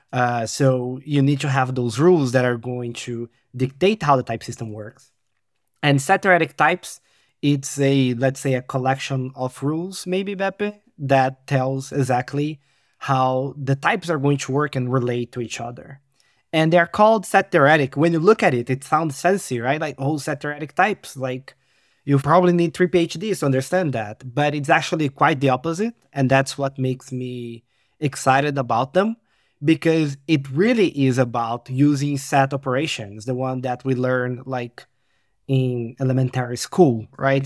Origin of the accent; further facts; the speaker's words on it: Brazil; now in Poland; I am, uh, Brazilian, living in Poland